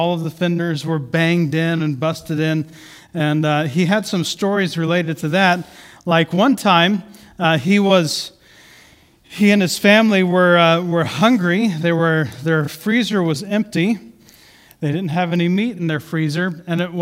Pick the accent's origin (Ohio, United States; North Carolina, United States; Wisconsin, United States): Ohio, United States; Southeast; now in Battle Ground, United States; I grew up in Southeast Ohio